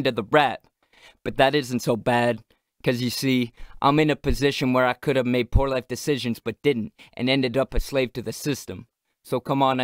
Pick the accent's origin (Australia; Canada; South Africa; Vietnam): Canada; I'm Canadian, this is great, I'm gonna play hockey